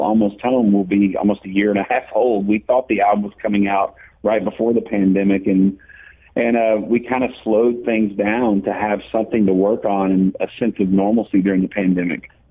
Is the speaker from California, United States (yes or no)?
no; Dallas, Texas, United States; I grew up in Dallas